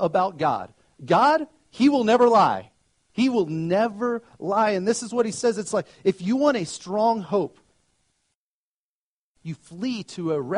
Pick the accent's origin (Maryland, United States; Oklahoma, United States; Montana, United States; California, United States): Oklahoma, United States; now in Colorado, United States; I grew up in Oklahoma